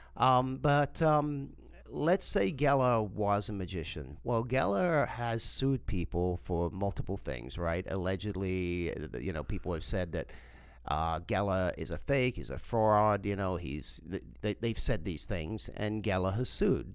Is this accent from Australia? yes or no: no; South Africa; born or raised there; moved away; also born or lived in England